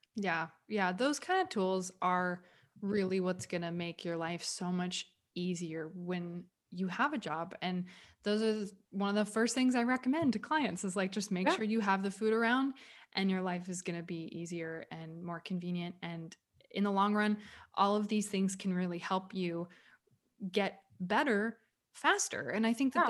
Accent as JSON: {"language": "English", "region": "the South", "country": "United States", "tie": "born or raised there", "said": "I grew up in the Walmart universe of the South"}